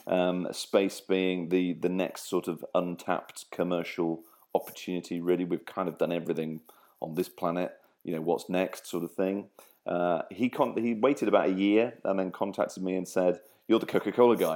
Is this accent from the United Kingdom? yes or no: yes; Grimsby, Yorkshire and the Humber, United Kingdom; also born or lived in Cleethorpes / Lincolnshire; I was born in Cleethorpes, brought up in Grimsby, and live in Lincolnshire